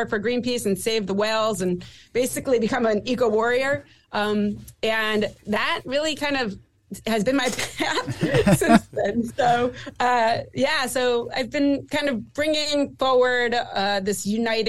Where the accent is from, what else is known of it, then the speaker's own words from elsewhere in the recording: suburbs north of Manhattan, New York, United States; moved away as an adult; also born or lived in Lower East Side, Manhattan / Seattle; now in New Jersey, United States; grew up mostly north of there in the suburbs